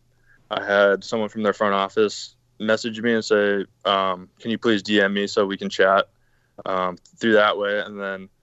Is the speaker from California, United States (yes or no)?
yes; San Diego, California, United States; I grew up in San Diego, California